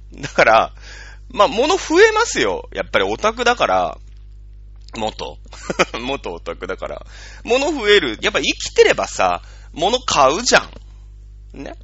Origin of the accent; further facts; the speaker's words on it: Japan; 日本人ってさ、まあ僕も含めてだけど